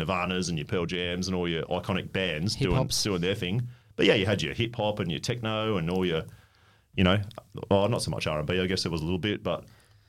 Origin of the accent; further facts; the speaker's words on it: Melbourne, Victoria, Australia; moved away; I was growing up in Melbourne